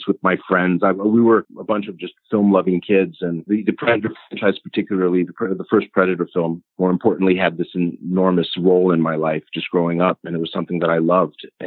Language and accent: English; Los Angeles, California, United States; also born or lived in Budapest, Hungary; I was born in Los Angeles, California, to some Hungarian immigrant parents. I was raised here on the west coast of the United States